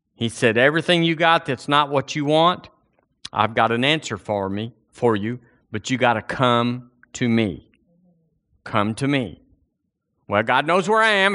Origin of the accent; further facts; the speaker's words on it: United States; now in Alabama, United States; I'm an American